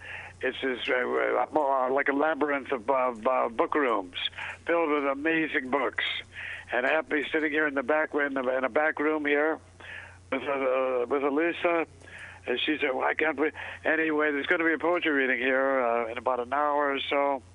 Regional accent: Minneapolis, Minnesota, United States; now in San Francisco, United States; I'm in Minneapolis, Minnesota. My hometown.

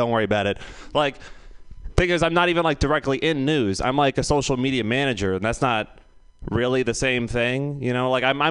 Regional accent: San Francisco, California, United States; you're just like, I'm from San Francisco.

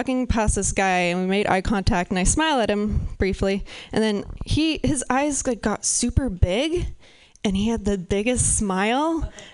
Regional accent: Pacific Northwest, United States; I'm from the Pacific Northwest

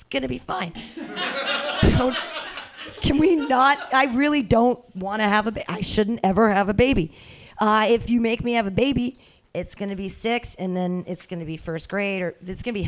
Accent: United States; I'm an American

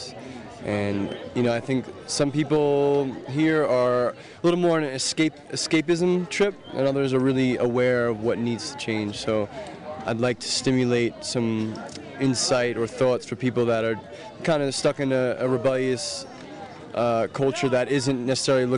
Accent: New York City, New York, United States; I'm from New York City.

